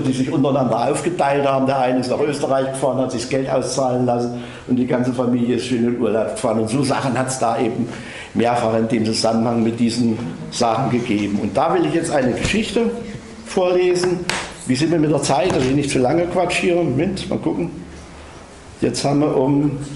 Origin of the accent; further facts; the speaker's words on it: Bad Salzungen, Thuringia, Germany; accent: Saxon; In meiner Heimatstadt Bad Salzung